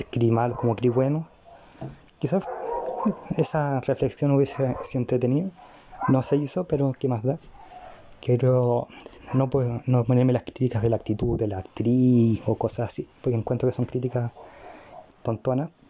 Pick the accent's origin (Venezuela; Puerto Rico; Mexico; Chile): Chile; Y además, si lo vemos como con lógica, soy chileno, estoy vivo en Chile, viví esa época en Chile.